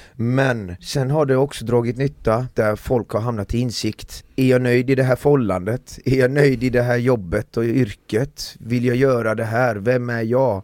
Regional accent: Iran; now in Sweden; vi är fem iranier

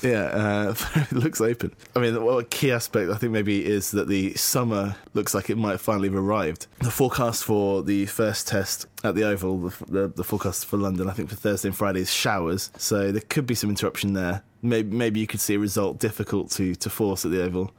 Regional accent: Guernsey; We come from Guernsey, we live in Guernsey

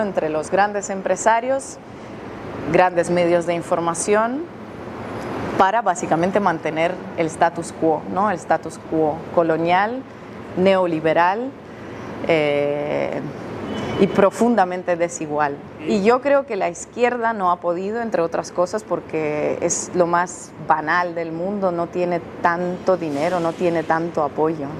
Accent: Russia; Yo soy rusa

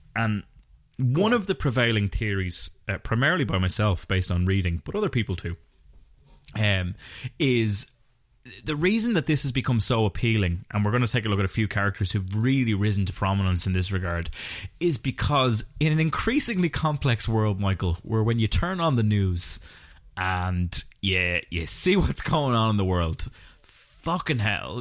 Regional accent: Ireland; We're both Irish podcasters

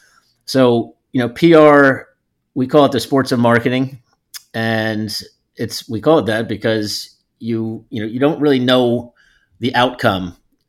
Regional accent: Northeast, United States; I came from the Northeast, so brought that Northeast sort of hardcore New York work ethic and style to the table.

